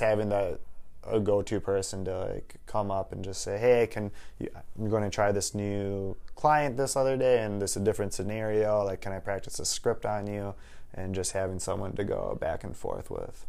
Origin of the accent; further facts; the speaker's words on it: Waukesha, Wisconsin, United States; also born or lived in Minnesota; born and raised in Waukesha, Wisconsin